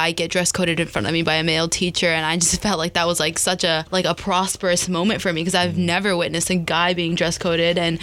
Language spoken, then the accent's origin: English; Johns Creek, Georgia, United States; I'm from Fulton County, and I know, like, my school in particular, Johns Creek, we have pretty good facilities